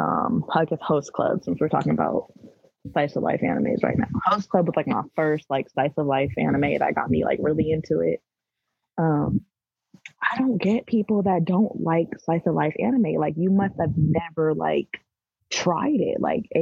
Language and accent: English; Las Vegas, Nevada, United States; I'm from Vegas. I'm out of the country right now